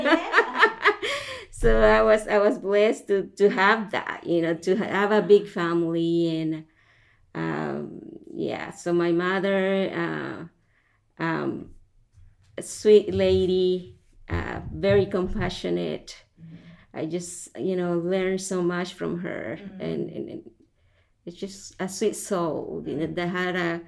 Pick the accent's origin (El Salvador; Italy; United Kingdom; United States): El Salvador; moved away; I grew up in El Salvador, Central America